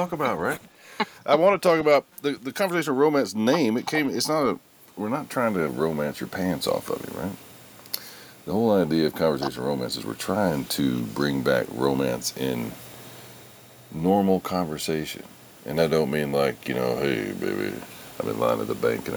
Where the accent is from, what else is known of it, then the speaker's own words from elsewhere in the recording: Denton, Texas, United States; I was born and raised in Texas, man. I am a Texas boy.